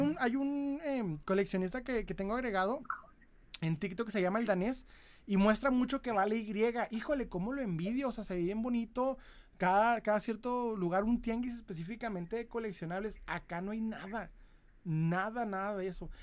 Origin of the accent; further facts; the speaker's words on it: Ciudad Juárez, Chihuahua, Mexico; accent: northern; Soy de Ciudad Juárez, Chihuahua